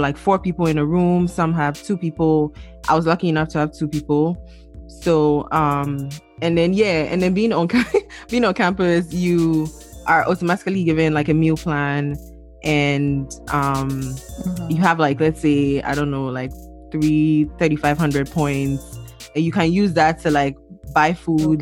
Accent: Ghana; moved away as an adult; now in United States; I'm from Ghana

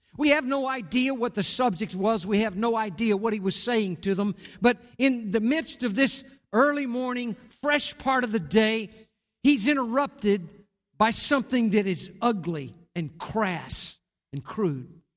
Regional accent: Corpus Christi, Texas, United States; Marcia and I grew up in Corpus Christi

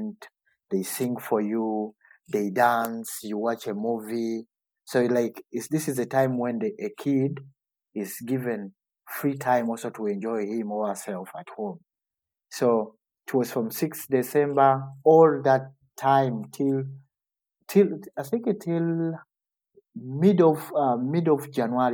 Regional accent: Uganda; now in Kassel, Germany; growing up in Uganda

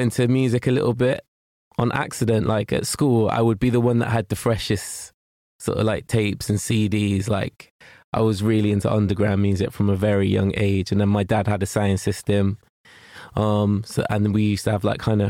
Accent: Gloucester, South West England, United Kingdom; I grew up in Matson, and yeah, that's the like my oldest memories is being there

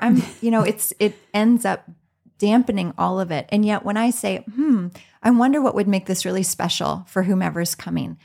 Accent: Southeastern Iowa, United States; moved away as an adult; now in Minnesota, United States; I was born and raised in Iowa

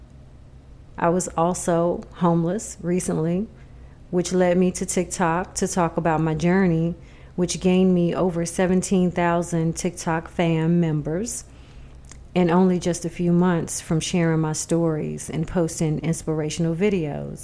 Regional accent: New York City, New York, United States; moved away; I am originally from Jamaica, Queens, New York.

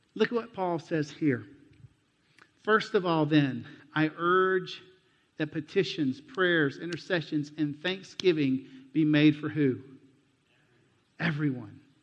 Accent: United States; moved away; also born or lived in Mexico; my home country

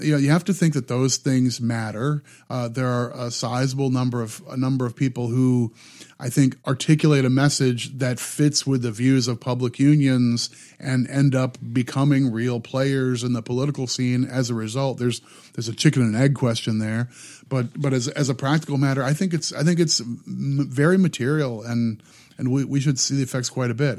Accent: Midwest, United States; I grew up in the Midwest, and, and there were lots of union workers at the, you know, the auto, um, the auto plants in the area where I grew up

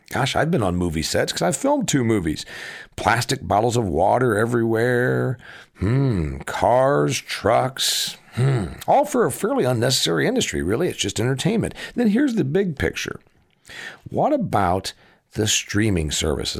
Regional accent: Huntington, Indiana, United States; my hometown, factory and farm town, Huntington, Indiana

